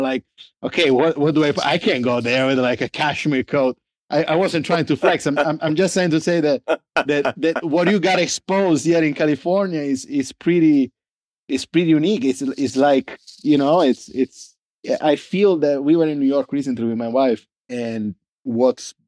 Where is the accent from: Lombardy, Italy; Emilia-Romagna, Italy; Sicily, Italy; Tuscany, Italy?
Sicily, Italy; English is a second language; now in Los Angeles, United States; I was born and raised in Sicily, so as south as you get